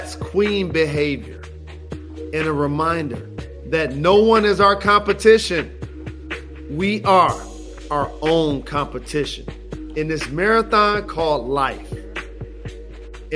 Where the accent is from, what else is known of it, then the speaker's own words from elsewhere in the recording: Detroit, Michigan, United States; I'm from Detroit, Michigan